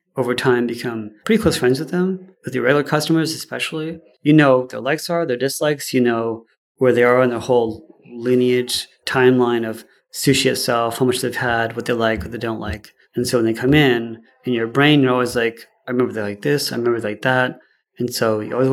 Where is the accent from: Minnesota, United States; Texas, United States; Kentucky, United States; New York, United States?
Texas, United States; Houston; also born or lived in Sarasota, Florida; We moved to Houston when I was 10 in 1980